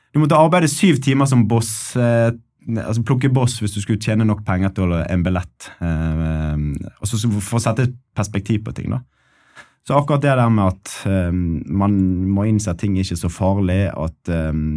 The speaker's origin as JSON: {"language": "Norwegian", "town": "Bergen", "region": "Vestland", "country": "Norway", "also_born_or_lived": "Ålesund", "moved": "as an adult", "said": "Jeg er bergenser"}